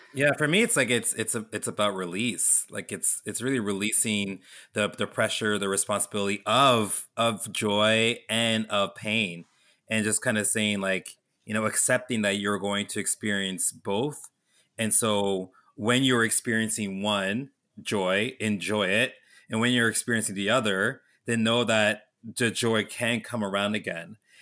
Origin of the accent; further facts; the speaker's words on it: Canada; growing up in Canada